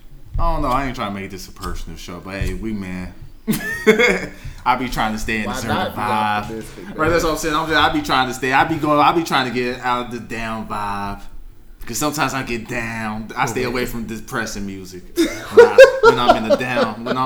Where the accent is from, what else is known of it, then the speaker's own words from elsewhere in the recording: New York, United States; Since I came from New York, then I went to New Orleans. I ain't gonna lie, I like New Orleans.